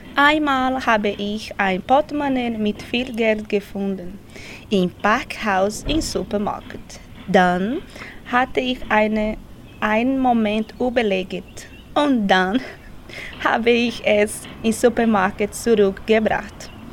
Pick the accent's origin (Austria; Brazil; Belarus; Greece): Brazil; German is a second language; now in Switzerland; komme aus Brasilien